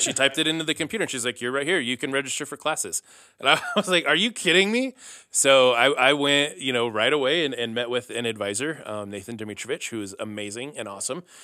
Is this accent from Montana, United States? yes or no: yes; Missoula, Montana, United States; moved away as an adult; also born or lived in California; I was born here in Missoula